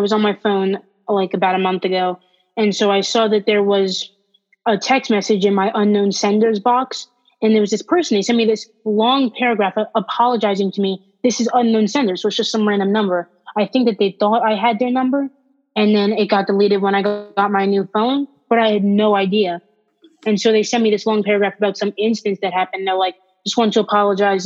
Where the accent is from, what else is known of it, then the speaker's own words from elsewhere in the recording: Pennsylvania, United States; also born or lived in Baltimore, Maryland; I moved from Baltimore to Pennsylvania